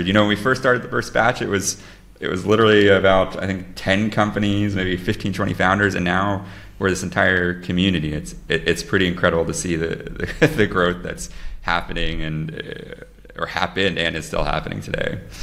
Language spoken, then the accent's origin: English; Lisbon, Portugal; my hometown, Lisbon.